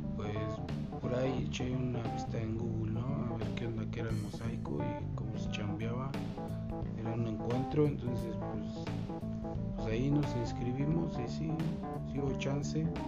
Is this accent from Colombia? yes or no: no; Jiquipilco, State of Mexico, Mexico; de Santa Cruz, Tepexpan, Jiquipilco, Estado de México. Eh, por allá vivimos.